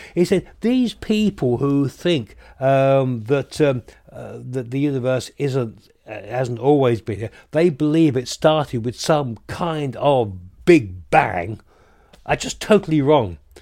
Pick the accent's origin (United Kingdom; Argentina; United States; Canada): United Kingdom; the South of England; now in Yorkshire, United Kingdom; I'm a Southerner living up here in the North of England